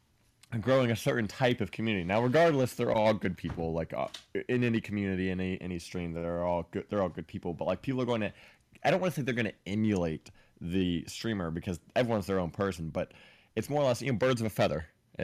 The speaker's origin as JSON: {"language": "English", "region": "Ohio", "country": "United States", "moved": "yes", "lives_now": "Florida, United States", "said": "I'm from Ohio."}